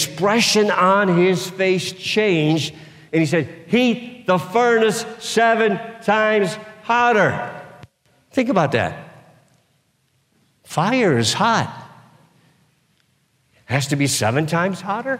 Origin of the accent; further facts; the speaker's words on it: United States; I've been born and raised in the United States of America